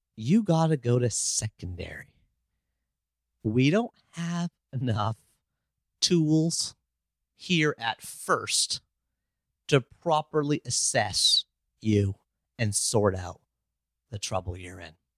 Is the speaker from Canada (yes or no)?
yes; Canada; I'm Canadian. I live in Toronto